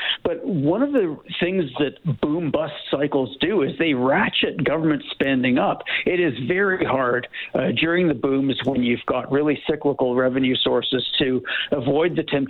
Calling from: Ontario, Canada; I guess I should admit that I'm joining you from Ontario, so I'm at a safe distance from the people who may not really think a PST is a great idea.

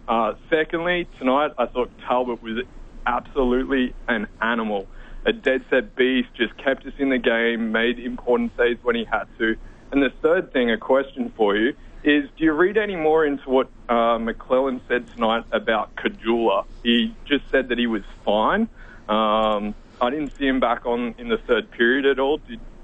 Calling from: Brisbane, Queensland, Australia; I'm calling from Brisbane, Australia, an avid Oilers fan down here in Down Under

